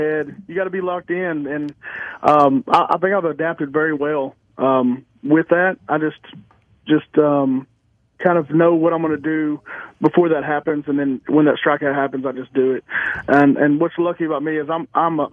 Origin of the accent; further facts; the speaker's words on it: Texas, United States; I'm from Texas